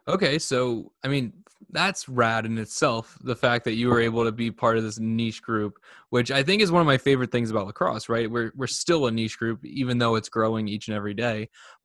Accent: New Jersey, United States; I'm from New Jersey. I really haven't been to the West Coast all but a few times.

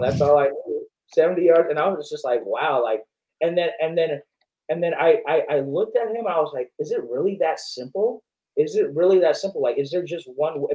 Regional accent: Long Beach, California, United States; I'm from Southern California. So I, I, I grew up, I wasn't born in Long Beach, but I grew up in Long Beach

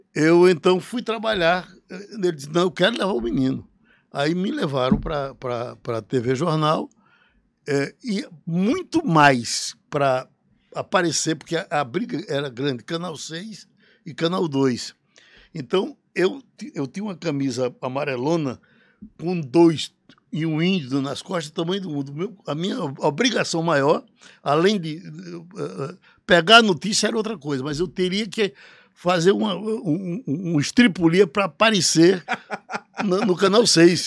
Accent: Recife, Pernambuco, Brazil; also born or lived in Pesqueira, Pernambuco / Juazeiro do Norte / Caririaçu, Ceará (birthplace); Eu vim saber que não tinha nascido em Pesqueira quando fugi para Recife e cheguei aqui com nove anos

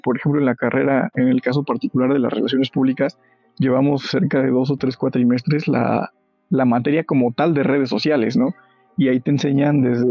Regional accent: Mexico; now in Pachuca, Mexico; los que somos del Estado de México o de la ciudad

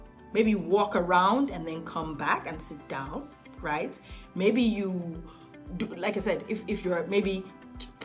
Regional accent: Nigeria; I'm a Nigerian girl

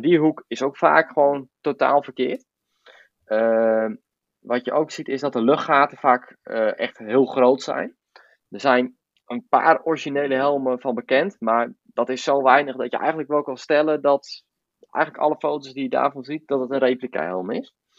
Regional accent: Voorthuizen, Gelderland, Netherlands; ik kom uit Voorthuizen

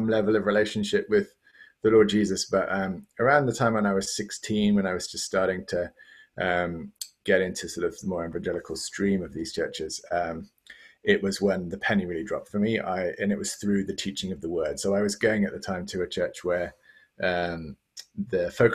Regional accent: London, United Kingdom; moved away as an adult; also born or lived in Cambridge; now in Tallahassee, United States; I was born in England, and I grew up in the Church of England

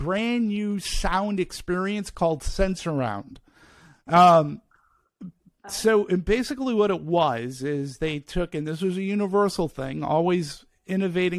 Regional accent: Peabody, Massachusetts, United States; moved away; I'm from Peabody, to be specific, about Boston, which is about 20 miles north of Boston

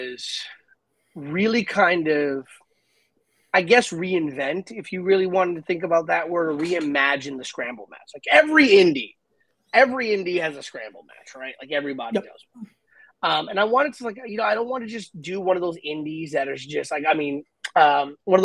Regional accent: New York City, New York, United States; first language English; I was born and raised here in New York City

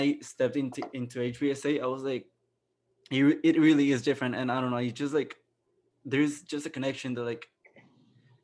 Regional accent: Mexico; moved away as an adult; now in Arizona, United States; I was the only Hispanic / Mexican in my floor

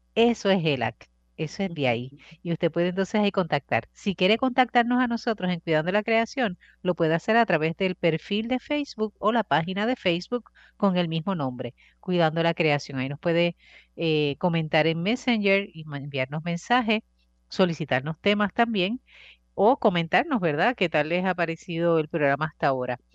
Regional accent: Bayamón, Puerto Rico; yo soy de Bayamón

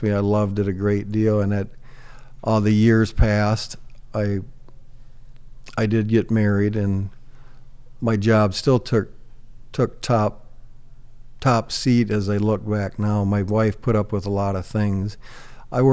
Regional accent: Northwest Iowa, United States; moved away as an adult; now in Sioux Falls, United States; I grew up in Northwest Iowa. It was a fabulous childhood. I grew up on a farm

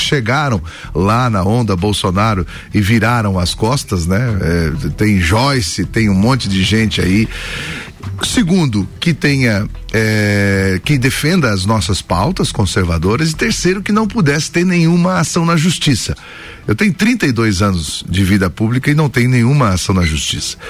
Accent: Joinville, Santa Catarina, Brazil; da cidade onde eu sou, de Joinville

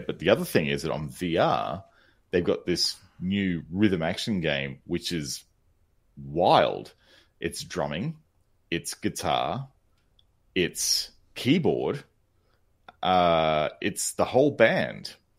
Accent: Australia; I'm Australian

